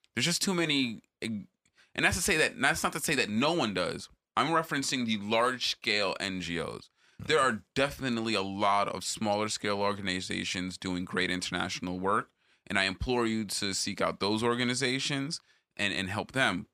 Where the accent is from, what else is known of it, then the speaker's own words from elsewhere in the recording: Jamaica; as a Jamaican